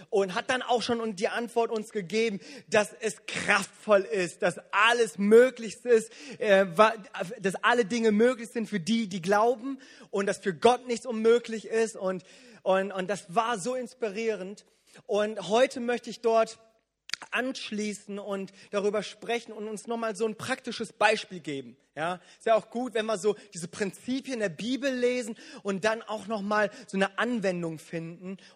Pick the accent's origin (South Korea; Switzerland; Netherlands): South Korea; wo ich als Koreaner und als Pastor immer wieder mit konfrontiert werde, wo es dann immer heißt, ihr Koreaner, ihr betet immer so viel